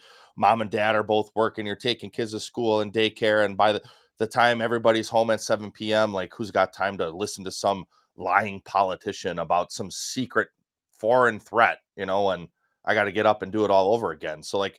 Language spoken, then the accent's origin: English; Wisconsin, United States; or from my home state, Mike Gallagher up in Green Bay, Wisconsin's eighth congressional district.